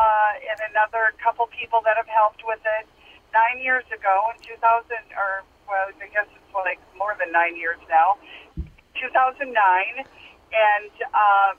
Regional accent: Minnesota, United States; So this is a national organization. I'm from Minnesota, and actually.

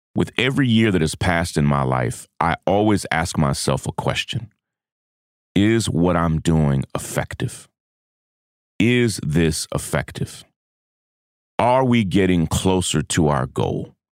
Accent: United States; as an American

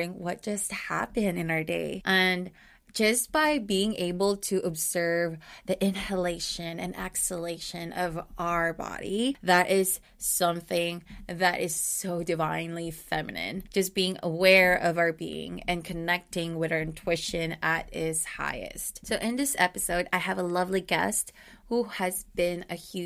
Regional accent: Philippines; as a Filipino woman

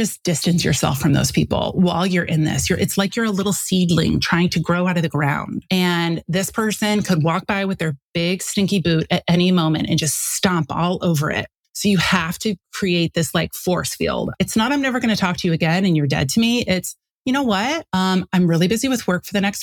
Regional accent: St. Louis, Missouri, United States; moved away as an adult; also born or lived in Chicago, Illinois; I grew up in St. Louis.

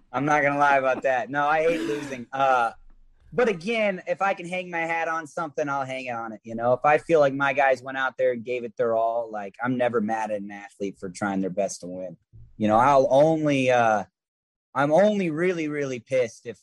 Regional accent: Florida, United States; moved away as an adult; I was from Florida

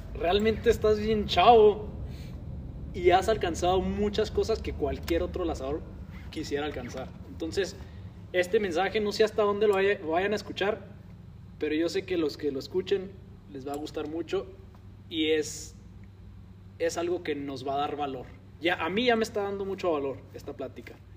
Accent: Mexico; en México estamos acostumbrados

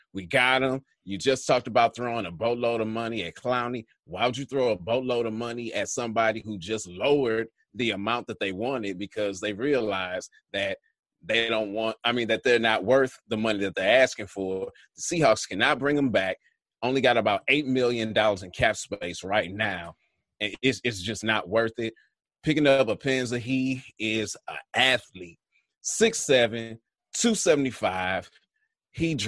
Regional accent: St. Louis, Missouri, United States; St. Louis, Missouri, my hometown.

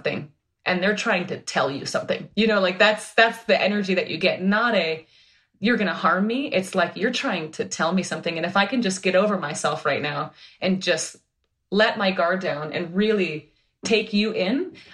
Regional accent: Minnesota, United States; moved away; I'm from Minnesota

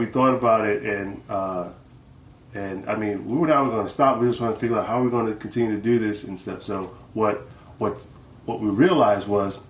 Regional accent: New York, United States; Well, we born and raised in New York, in the Bronx, we used to break dance

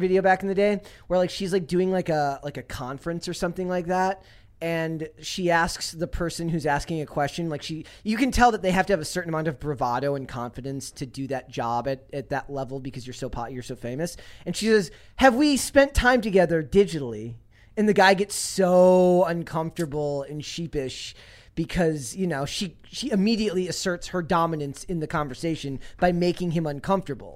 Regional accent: Minnesota, United States; I'm from Minnesota

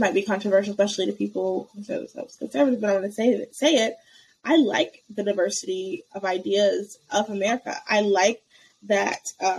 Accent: United States; being an American

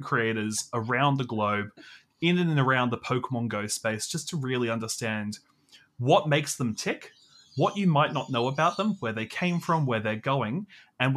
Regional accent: Australia; I'm from Australia

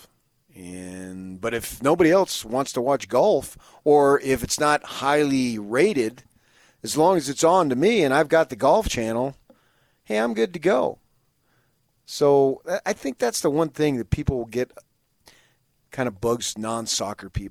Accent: Salt Lake City, Utah, United States; I'm from Salt Lake City, Utah.

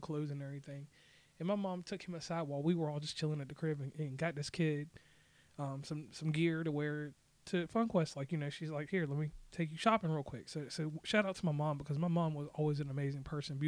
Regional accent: Rustburg, Virginia, United States; also born or lived in Lynchburg, Virginia; I hail from Rustburg, Virginia, by way of Lynchburg, Virginia. That's Central Virginia, 434 area code

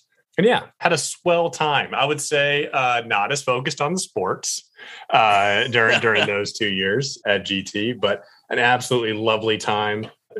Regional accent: Kansas City, Missouri, United States; I was like, well, I'm from Kansas City.

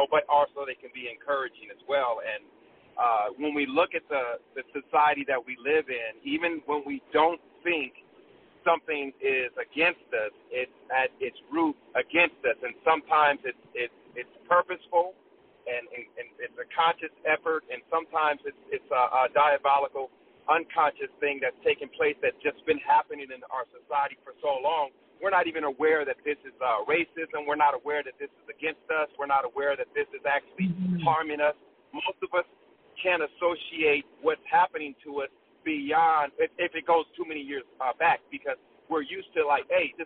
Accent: San Diego, California, United States; I'm from San Diego.

